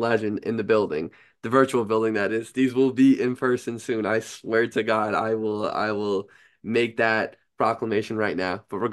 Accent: New York, United States; when I was in elementary school, like being in New York

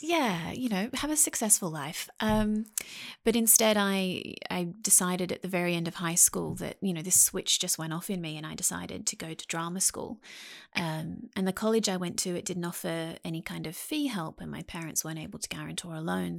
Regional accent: Sydney, New South Wales, Australia; I spent most of my life in Sydney, Australia, um, a place called Mount Pritchard

